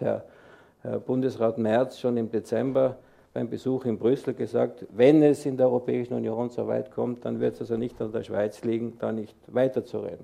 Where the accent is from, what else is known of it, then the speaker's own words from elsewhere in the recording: Tyrol, Austria; now in Switzerland; ich bin ja Tiroler